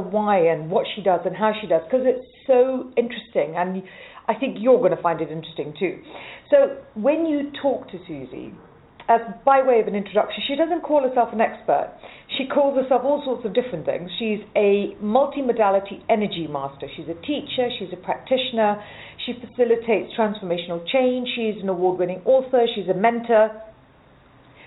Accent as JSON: {"language": "English", "country": "Malawi", "tie": "born or raised there", "said": "I grew up in Africa, in Malawi"}